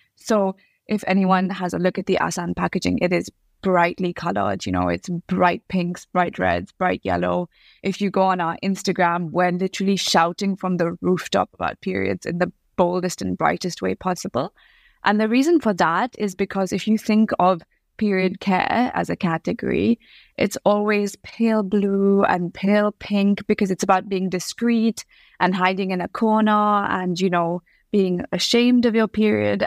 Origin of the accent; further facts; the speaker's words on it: Bangalore, Karnataka, India; first language English; moved away as an adult; now in United Kingdom; I am originally from Bangalore in South India. I moved to the U K when I was eighteen